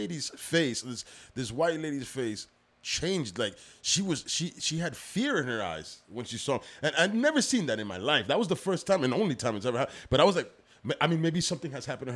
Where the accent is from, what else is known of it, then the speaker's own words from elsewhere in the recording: Union City, New Jersey, United States; now in Weehawken, United States; I grew up in Union City